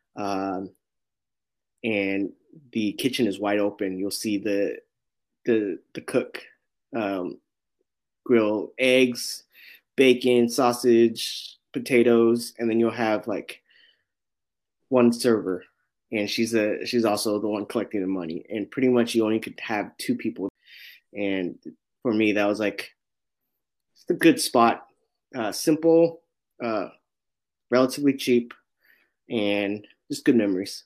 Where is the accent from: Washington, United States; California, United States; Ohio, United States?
California, United States; San Francisco; I'm born and raised in San Francisco in the Sunset District